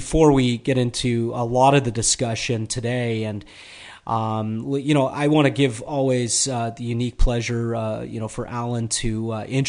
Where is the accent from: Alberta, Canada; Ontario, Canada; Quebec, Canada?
Ontario, Canada; Toronto; I'm from Toronto